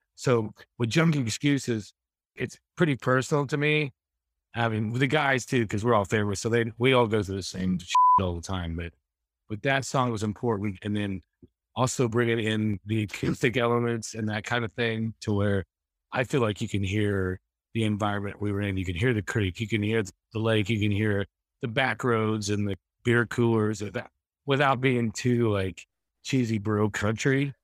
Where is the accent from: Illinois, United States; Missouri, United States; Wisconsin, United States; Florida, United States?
Missouri, United States; Wheaton; I'm from Mis-, Southwest Missouri, in a little town called Wheaton, six hundred people